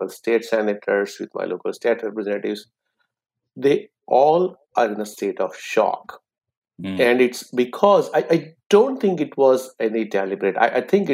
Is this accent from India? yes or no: yes; India; moved away as an adult; also born or lived in England; now in United States; I applied to med school and got in the med school of my choice in my hometown. So I continued my journey thereafter, and the rest is a story. So I became an oncologist in India.